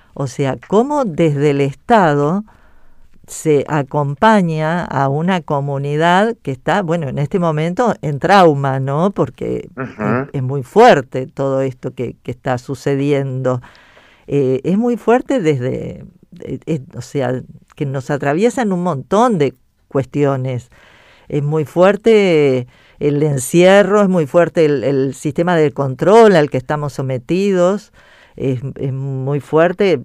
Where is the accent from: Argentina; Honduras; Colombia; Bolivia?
Argentina; hablando de nuestro país